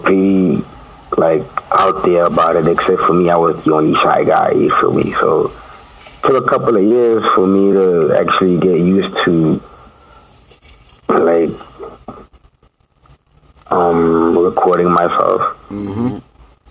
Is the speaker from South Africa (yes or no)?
yes; Mahikeng, North West, South Africa; also born or lived in Pretoria, South Africa; I was raised in Maftown